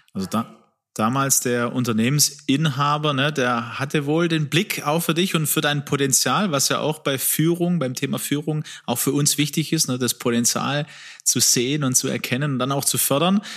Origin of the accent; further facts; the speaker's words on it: Swabia, Baden-Württemberg, Germany; ich bin ja aus Schwaben